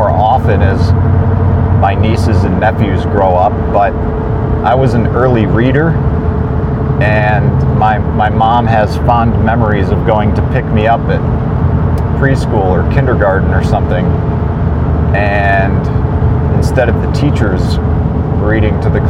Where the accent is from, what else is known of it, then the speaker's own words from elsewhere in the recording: Bay Village, Ohio, United States; the house I grew up in Brook Lane, Bay Village, Ohio